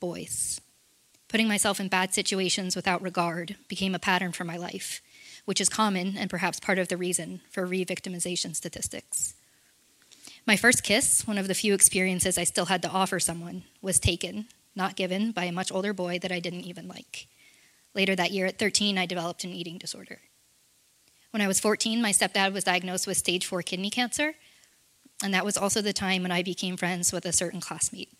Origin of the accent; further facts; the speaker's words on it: Orlando, Florida, United States; I was born in Orlando, Florida.